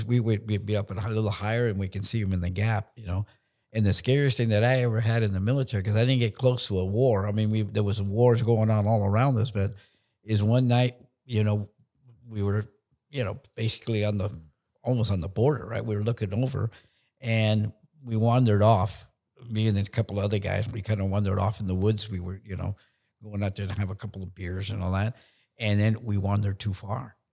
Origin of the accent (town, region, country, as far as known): San Francisco, California, United States; born or raised there; also born or lived in Nicaragua